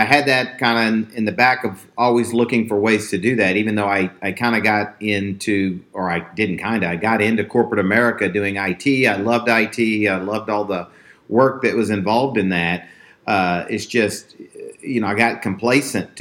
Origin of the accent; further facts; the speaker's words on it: Texas, United States; I grew up in Texas. I live like 5 minutes from where I grew up.